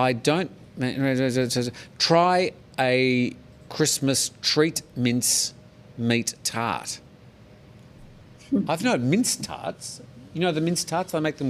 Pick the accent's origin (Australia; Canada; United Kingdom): Australia; now in Thailand; because I'm not a big fan of Vegemite as an Australian. That's why they exiled me to Thailand.